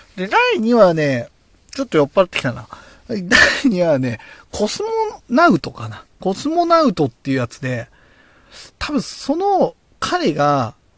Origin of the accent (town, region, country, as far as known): Oyama, Tochigi, Japan; born or raised there